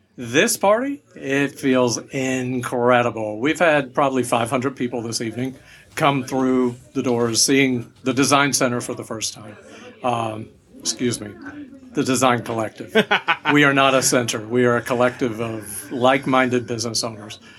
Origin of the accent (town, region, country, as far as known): Ormond Beach, Florida, United States; moved away; also born or lived in Atlanta